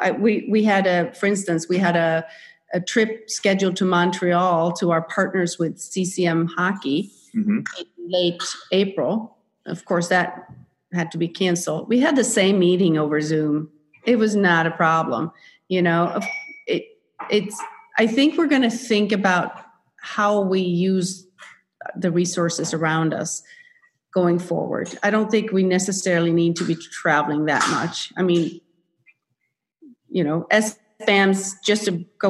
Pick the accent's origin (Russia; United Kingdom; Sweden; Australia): Sweden; accent: Swedish; English is a second language; moved away; as a Swede, you probably hear my accent.